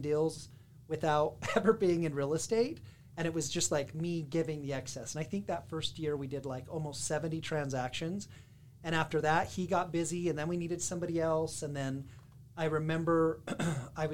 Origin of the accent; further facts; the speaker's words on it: West Jordan, Utah, United States; I am from West Jordan, Utah. So I went to Westvale Elementary, which was the best, the Vikings